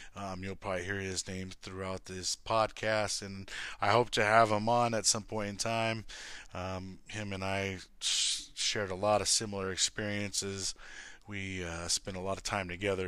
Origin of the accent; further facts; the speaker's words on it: Lancaster, California, United States; born and raised in Lancaster, California.